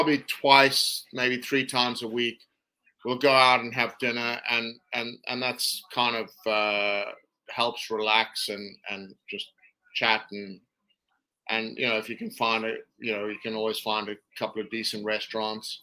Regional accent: South Africa; as a South African

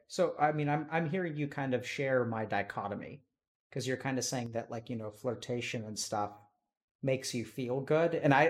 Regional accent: India; or that I'm a doctor, or that I'm Indian, or that I'm a male

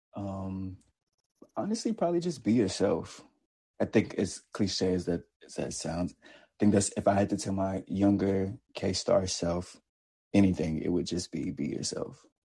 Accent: the South, United States; from the South

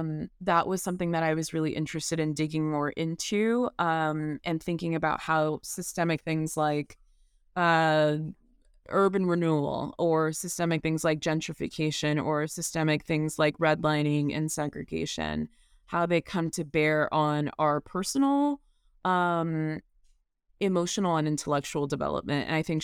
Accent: the South, United States; even though I am Black and take tremendous pride in being a Black person, and growing up in the South as a Black person, that is tremendously important to me.

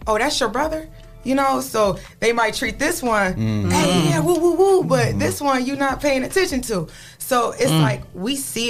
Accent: Savannah, Georgia, United States; moved away; I grew up in Savannah.

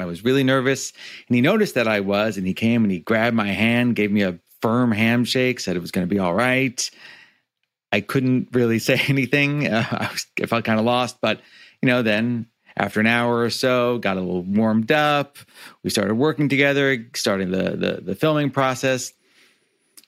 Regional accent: Niagara Falls, Ontario, Canada; he found one in Niagara Falls on the Canadian side. And he started an Italian restaurant. And I lived inside an Italian restaurant

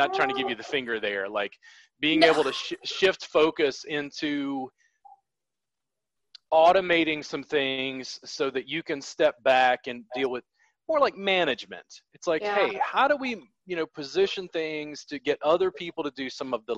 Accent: the South, United States; I grew up in the South

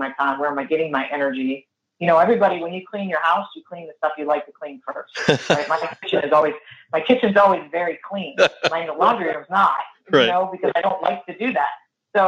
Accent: Northeast, United States; I'm also Italian from the Northeast

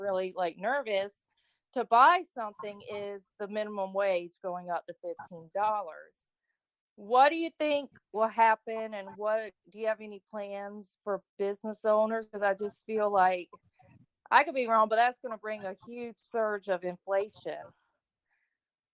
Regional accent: Florida, United States; also born or lived in Texas; I'm from Florida. You can hear my voice. Probably I'm a native

